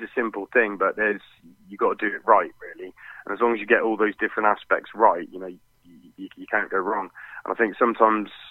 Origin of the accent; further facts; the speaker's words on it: Hereford, West Midlands, United Kingdom; we're from Hereford, and you know, we get fantastic beef in Hereford